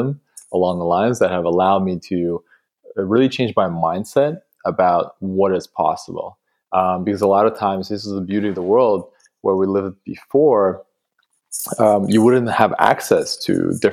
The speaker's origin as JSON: {"language": "English", "country": "Russia", "tie": "born or raised there", "also_born_or_lived": "Canada", "moved": "yes", "lives_now": "London, United Kingdom", "said": "growing up in Russia, in a small town, close to Siberia, so wow. Kazakhstan, like literally in the middle of nowhere."}